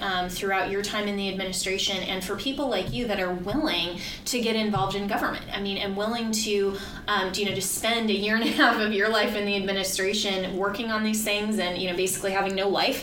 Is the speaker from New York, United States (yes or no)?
no; Colorado, United States; my home state of Colorado